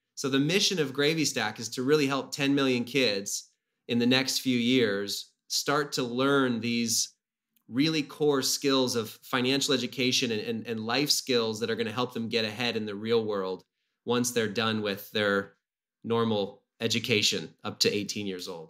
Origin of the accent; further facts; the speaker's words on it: Whidbey Island, Washington, United States; I grew up on Whidbey Island, um, on an island north of Seattle